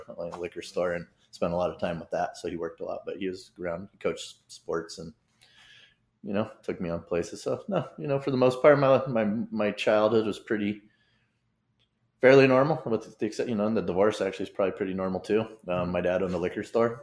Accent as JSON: {"language": "English", "town": "Vista", "region": "California", "country": "United States", "tie": "born or raised there", "also_born_or_lived": "Harbor City, Los Angeles / Fountain Valley, Orange County", "lives_now": "Carlsbad, United States", "said": "that's when we moved to Vista, actually, California, 1979"}